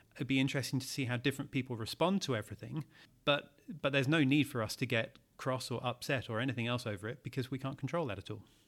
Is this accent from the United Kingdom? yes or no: yes; United Kingdom; as a Brit